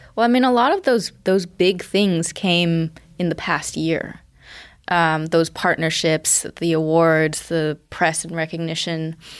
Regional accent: United States; I'm Chinese American, but, uh, my parents grew up in the Cultural Revolution

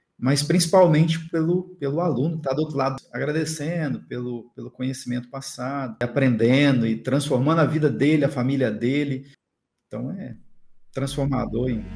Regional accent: Cachoeiro de Itapemirim, Espírito Santo, Brazil; moved away as an adult; now in Florianópolis, Brazil; Sou natural de Cachoeira da Pimirim, Espírito Santo. Sou do Espírito Santo

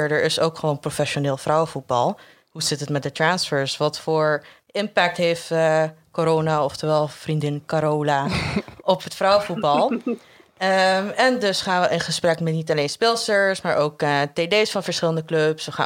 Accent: Curaçao; geboren en getogen op Curaçao, wat een eh, belangrijke detail is.

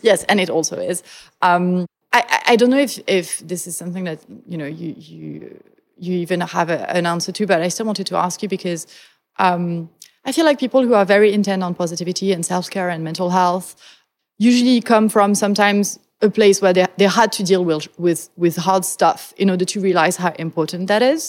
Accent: France; moved away; I come from France, which is a country that is eminently pessimistic

